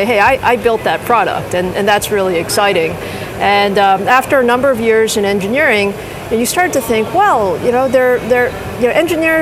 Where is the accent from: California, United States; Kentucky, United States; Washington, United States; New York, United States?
New York, United States; New York City; I grew up in Queens.